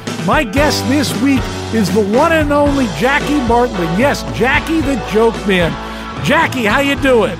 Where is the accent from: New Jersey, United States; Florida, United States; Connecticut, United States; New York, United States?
Connecticut, United States; I grew up in Connecticut a couple of miles from the sound.